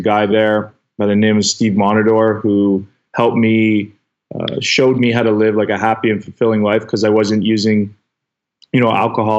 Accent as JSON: {"language": "English", "town": "King City", "region": "Ontario", "country": "Canada", "tie": "born or raised there", "said": "a small town in King City, Ontario, is where I grew up in Canada"}